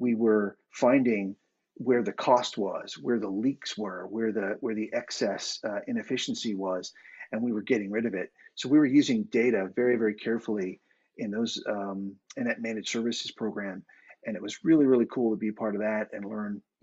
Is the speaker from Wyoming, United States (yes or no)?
no; Boston, Massachusetts, United States; moved away as an adult; now in Dublin, Ireland; I am an American guy from Boston, Massachusetts, originally. I currently live in Dublin, Ireland, moved here in 2018